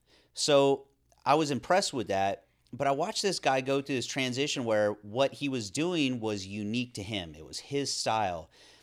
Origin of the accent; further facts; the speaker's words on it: California, United States; considering the way I grew up in Northern California, outside, doing things, mountain biking, was on the river and the ocean